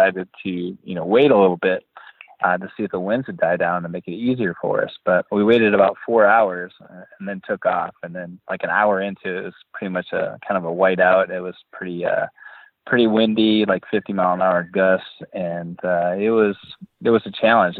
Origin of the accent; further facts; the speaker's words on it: Boscobel, Wisconsin, United States; I grew up in Boscobel, Wisconsin, which is in the southwest corner of Wisconsin, and it's a small farming community.